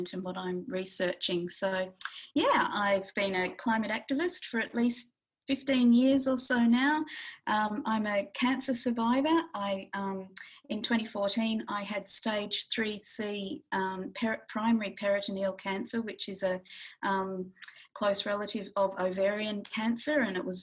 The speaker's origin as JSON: {"language": "English", "region": "northwest of Western Australia", "country": "Australia", "tie": "born or raised there", "moved": "yes", "lives_now": "Bathurst, Australia", "said": "the Yamaji people of the northwest of Western Australia, which is where I grew up"}